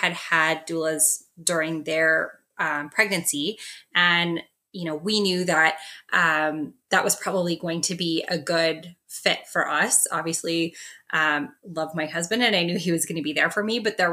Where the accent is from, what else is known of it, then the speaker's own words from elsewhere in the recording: Regina, Saskatchewan, Canada; now in Calgary, Canada; I'm from Saskatchewan as well. I'm from Regina